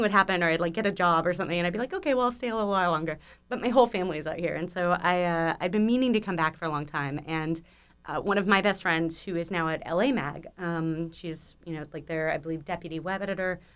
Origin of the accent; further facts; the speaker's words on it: Malibu, California, United States; also born or lived in East Coast (college); I grew up out here, um, born at Cedar Sinai, rep in, rep in Cedar Sinai, and, uh, yeah, so I grew up on the west side primarily, um, Malibu specifically